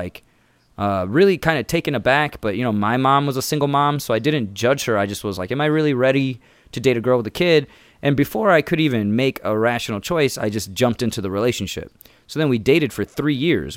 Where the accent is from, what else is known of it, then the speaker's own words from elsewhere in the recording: Indiana, United States; first language English; now in Chicago, United States; I'm from here